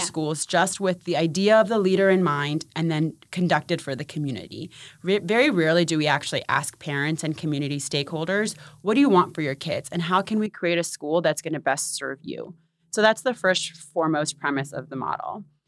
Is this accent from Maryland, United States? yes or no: yes; Maryland, United States; born or raised there; also born or lived in Punjab, India